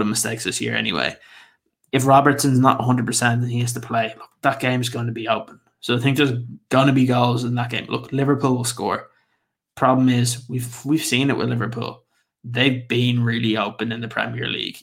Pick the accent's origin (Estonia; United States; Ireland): Ireland; I'm Irish